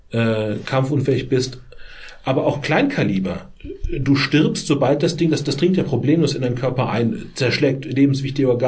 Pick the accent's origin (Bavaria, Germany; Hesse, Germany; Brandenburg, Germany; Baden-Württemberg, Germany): Bavaria, Germany; in dem Heimatlandkreis, wo ich herkomme, Landkreis Miesbach, 80.000 Einwohner